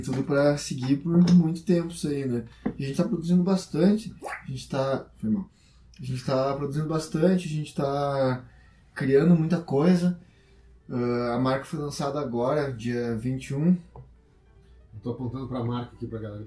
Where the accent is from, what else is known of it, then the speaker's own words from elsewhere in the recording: Brazil; a gente é brasileiro